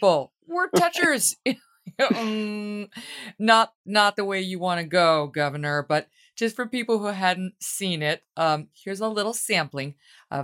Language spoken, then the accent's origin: English; New York, United States; And unfortunately, as a New Yorker, I'm on the side